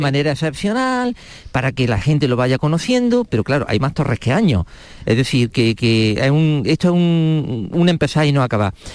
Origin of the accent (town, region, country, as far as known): Granada, Andalusia, Spain